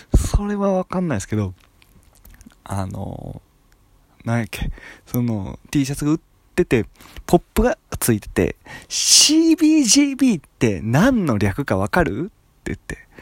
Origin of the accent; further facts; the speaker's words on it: Japan; moved away; 俺の地元っていうか隣町の川西市っていうところにビレッジヴァンガードがあった